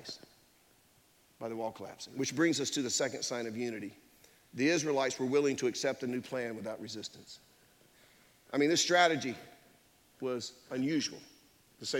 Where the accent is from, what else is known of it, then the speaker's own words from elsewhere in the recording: Durham, North Carolina, United States; I grew up in Durham. I grew up on Austin Avenue in Durham